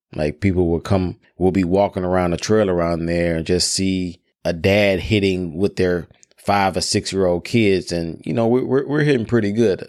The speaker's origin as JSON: {"language": "English", "town": "Memphis", "region": "Tennessee", "country": "United States", "tie": "born or raised there", "said": "I grew up in Memphis, Tennessee, known as Hoop City"}